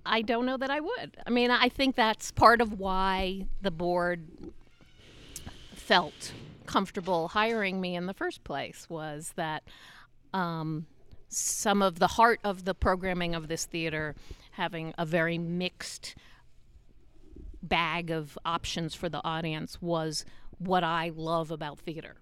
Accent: New York City, New York, United States; moved away as an adult; now in Utah, United States; I grew up in New York. I always lived in New York

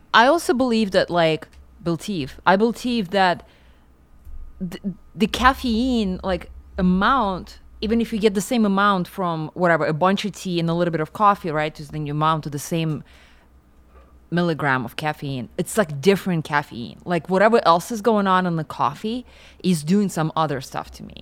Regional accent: Siberia, Russia; moved away; I grew up in Siberia

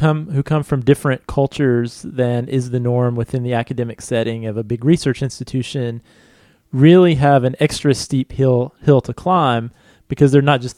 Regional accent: United States; as an American English-speaking citizen

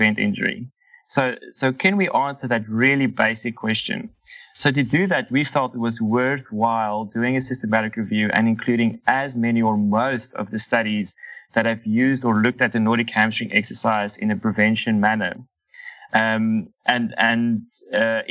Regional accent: Cape Town, Western Cape, South Africa; moved away as an adult; also born or lived in Namibia; now in Doha, Qatar; So I'm originally from South Africa, from Cape Town, and did my undergrad there

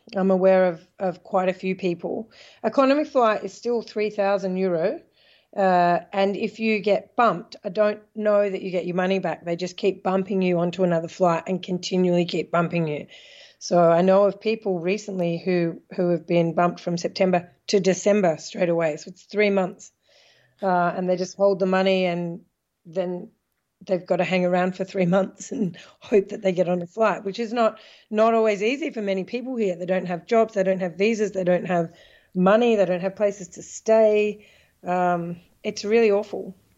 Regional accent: Australia; moved away as an adult; now in Netherlands; I'm Australian, I'm a citizen, I'll always be able to go home

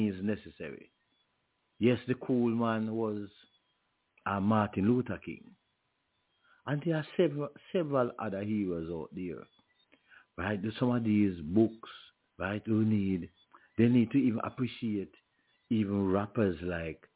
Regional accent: Junction, Saint Elizabeth, Jamaica; my hometown of Junction

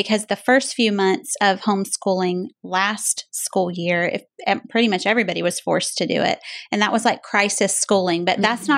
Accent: Jacksonville, Florida, United States; I'm from Jacksonville, Florida. Was born and raised there. Lived there 21 years until Jimmy and I got married in December of 1994.

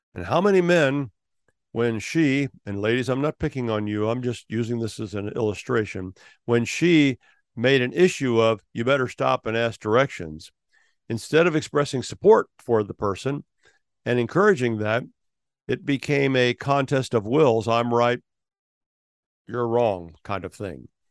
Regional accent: Ohio, United States; I was born in Ohio

